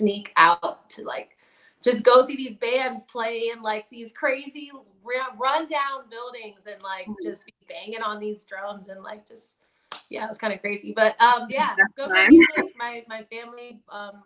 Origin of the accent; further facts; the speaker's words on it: Washington, District of Columbia, United States; also born or lived in Silver Spring, Maryland; Born and raised in Southeast Washington, D.C., grew up in like Silver Spring, Maryland. Also moved back to D.C. during like middle school